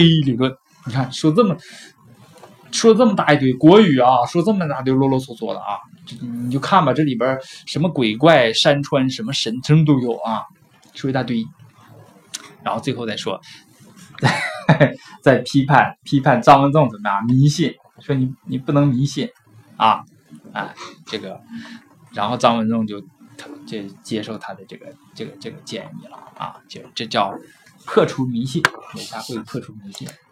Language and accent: Chinese; China; 我们中国人